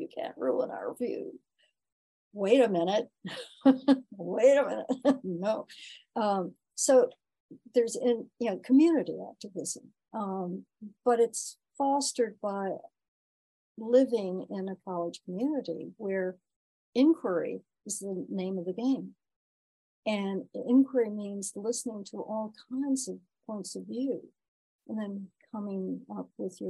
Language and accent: English; the South, United States; moved away as an adult; also born or lived in Washington; now in Ithaca, United States; I grew up in the South, and I was very involved in civil rights. I led marches in Greensboro